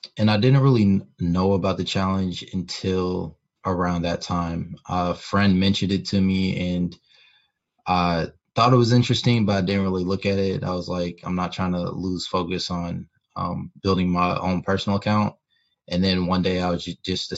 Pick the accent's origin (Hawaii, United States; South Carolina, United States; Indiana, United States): Indiana, United States; Indianapolis; born and raised in Indianapolis, Indiana.